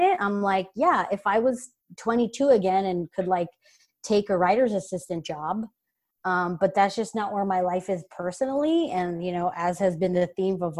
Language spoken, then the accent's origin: English; Los Angeles, California, United States; I grew up here in the Valley